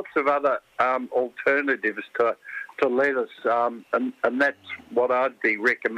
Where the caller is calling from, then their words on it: Sorrento, Victoria, Australia; But I'm ringing from Sorrento